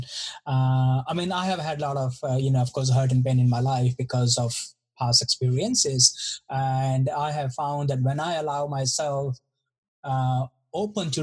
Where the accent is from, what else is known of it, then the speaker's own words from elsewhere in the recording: Delhi, India; I grew up in India. I grew up in Delhi